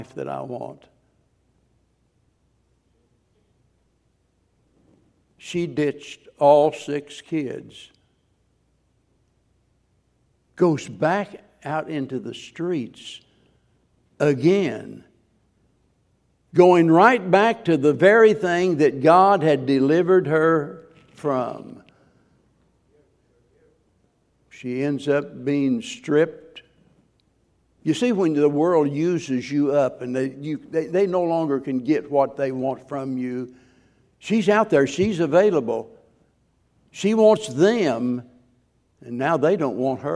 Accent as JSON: {"language": "English", "region": "the Ozarks", "country": "United States", "tie": "born or raised there", "said": "I grew up in the Ozarks where back when I was a boy"}